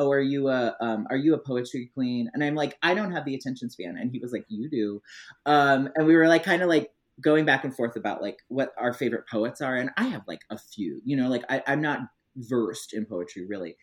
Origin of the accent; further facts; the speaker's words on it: Missouri, United States; also born or lived in Illinois; I grew up in Missouri, but actually like when I was younger, I lived in a really small town in Illinois